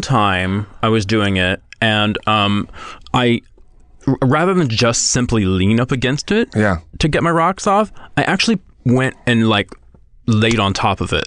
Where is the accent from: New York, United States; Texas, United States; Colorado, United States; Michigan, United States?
Texas, United States; I'm from Texas, a very small town in Texas.